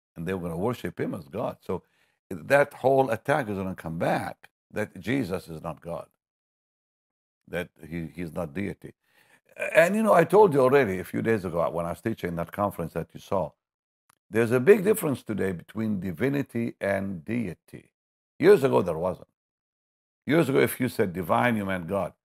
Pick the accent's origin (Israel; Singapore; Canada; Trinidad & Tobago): Israel; Jaffa, Tel Aviv District; I come from Jaffa